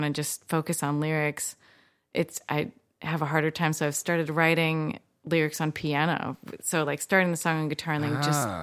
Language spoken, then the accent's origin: English; Olympia, Washington, United States; I'm from Olympia